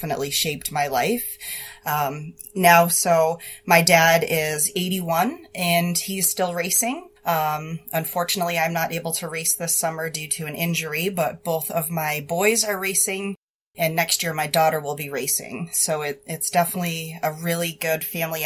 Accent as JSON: {"language": "English", "town": "Boston", "region": "Massachusetts", "country": "United States", "tie": "born or raised there", "also_born_or_lived": "Milton, Massachusetts", "moved": "as an adult", "lives_now": "New Hampshire, United States", "said": "I was born and raised in Boston"}